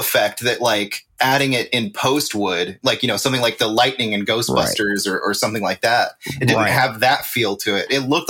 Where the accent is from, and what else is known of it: California, United States; born or raised there